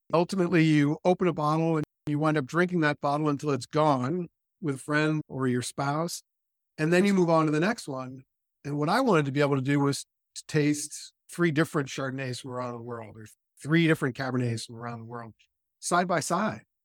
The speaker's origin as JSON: {"language": "English", "region": "California", "country": "United States", "tie": "born or raised there", "said": "I was raised in California"}